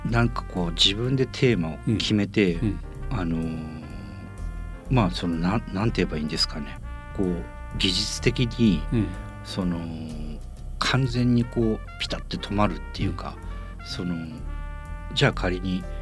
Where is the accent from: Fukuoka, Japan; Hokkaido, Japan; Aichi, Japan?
Fukuoka, Japan; やっぱそのもう生まれも育ちもやっぱ福岡